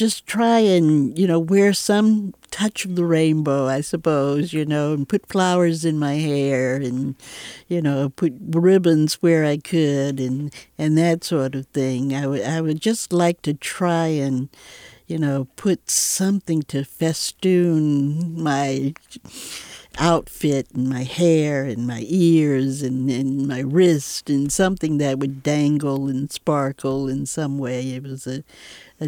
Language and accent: English; Atlanta, Georgia, United States; also born or lived in Chicago; now in San Francisco, United States; I moved here from Chicago, but I grew up in Atlanta.